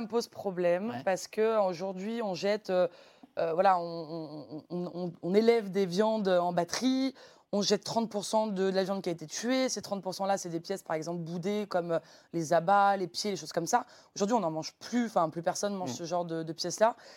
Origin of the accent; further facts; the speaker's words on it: Lyon, Auvergne-Rhône-Alpes, France; moved away as an adult; also born or lived in Beaujolais; now in Paris, France; je suis chef de cuisine au restaurant Au Lyonnais à Paris, mais j'ai grandi ici à Lyon, dans le bouchon lyonnais de mon père